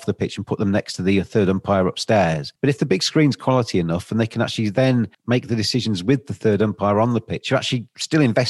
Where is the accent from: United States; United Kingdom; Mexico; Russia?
United Kingdom; England; I'm obviously English